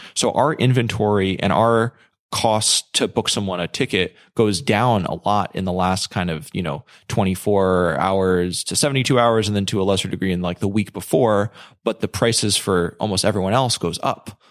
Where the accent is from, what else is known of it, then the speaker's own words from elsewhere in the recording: New York, United States; I'm from New York, so I, I went home